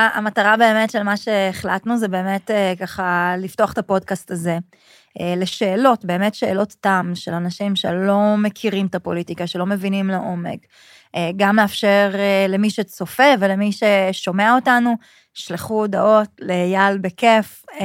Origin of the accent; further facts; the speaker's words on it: Kfar Saba, Central District, Israel; also born or lived in Canada / Sydney, Australia; גדלתי בכפר סבא, אבא שלי צבר, אמא שלי מרוקאית